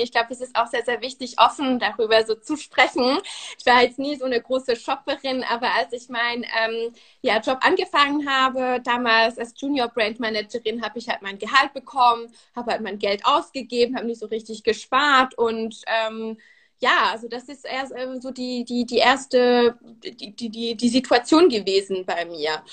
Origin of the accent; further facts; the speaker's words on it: Switzerland; first language Swiss German and French; German is a second language; also born or lived in France; now in Berlin, Germany; bin Schweizerin und äh, Französin. Also meine Muttersprachen sind Schweizerdeutsch und Französisch, also Deutsch äh, ist nicht meine Muttersprache.